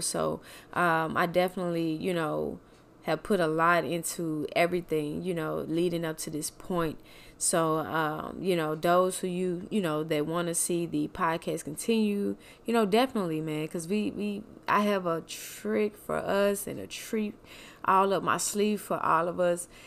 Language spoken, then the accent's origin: English; Mississippi, United States; moved away; also born or lived in Kansas City; from Mississippi, Kansas City